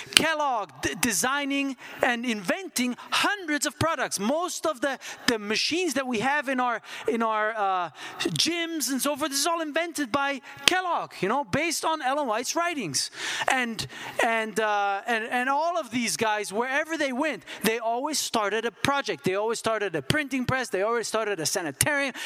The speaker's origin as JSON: {"language": "English", "country": "Switzerland", "tie": "born or raised there", "moved": "yes", "said": "I grew up in Switzerland"}